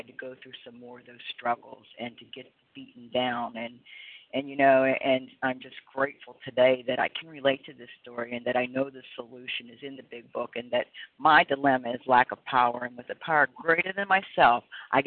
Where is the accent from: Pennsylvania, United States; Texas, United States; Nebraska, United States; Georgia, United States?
Pennsylvania, United States; moved away as an adult; now in Florida, United States; I'm from Pennsylvania